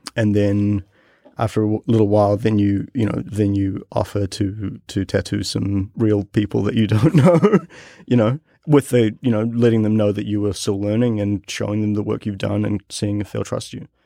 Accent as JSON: {"language": "English", "country": "New Zealand", "tie": "born or raised there", "said": "growing up in New Zealand, I lived in a, in a neighborhood that wa, had a really big Polynesian population."}